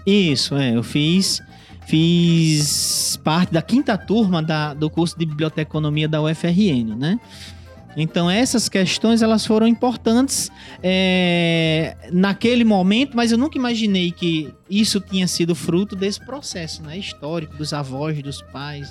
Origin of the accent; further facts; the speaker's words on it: Parnamirim, Rio Grande do Norte, Brazil; moved away as an adult; also born or lived in Natal; now in Mossoró, Brazil; eu sou natalense de, de nascimento, né? Morei minha vida toda em Parnamirim